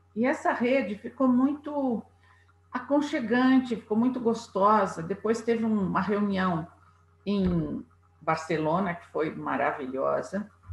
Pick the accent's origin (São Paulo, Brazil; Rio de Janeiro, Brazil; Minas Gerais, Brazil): São Paulo, Brazil; moved away as an adult; now in Zurich, Switzerland; eu sou paulista paulistana, uh, moro na Suíça desde 1977